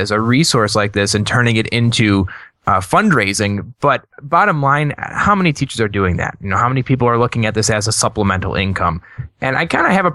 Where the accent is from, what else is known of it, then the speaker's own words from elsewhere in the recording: the North, United States; I'm the only Northerner up here